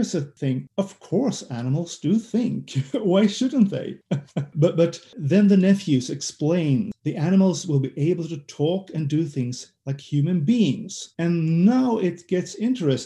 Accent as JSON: {"language": "English", "country": "Sweden"}